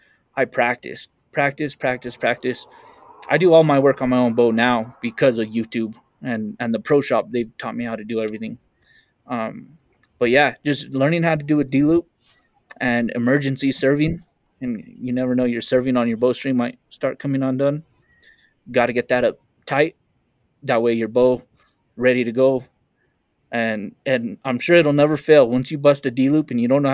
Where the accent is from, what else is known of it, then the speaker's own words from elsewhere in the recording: Taos, New Mexico, United States; I'm in Taos, New Mexico, northern New Mexico. It's my hometown